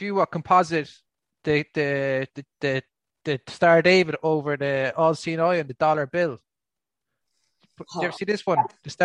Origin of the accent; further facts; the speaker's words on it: Ireland; accent: Irish; I'm from the Republic of Ireland. It's a different country.